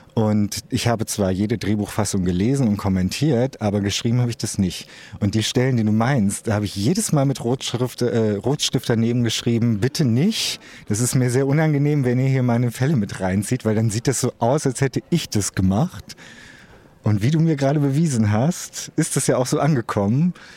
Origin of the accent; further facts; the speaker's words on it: Osnabrück, Lower Saxony, Germany; in meiner Heimatstadt Osnabrück